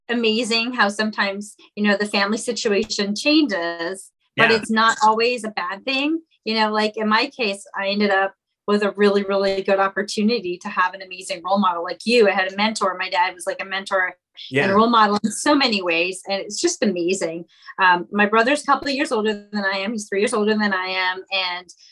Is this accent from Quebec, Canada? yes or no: yes; Montreal, Quebec, Canada; moved away; I was born and raised in Montreal, Canada